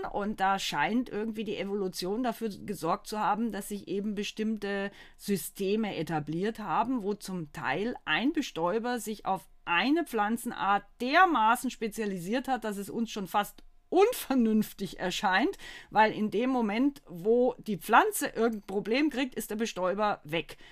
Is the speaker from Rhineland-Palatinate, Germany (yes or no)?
no; Bavaria, Germany; moved away as an adult; also born or lived in Baden-Württemberg; now in North Rhine-Westphalia, Germany; Ich komme ja aus Bayern.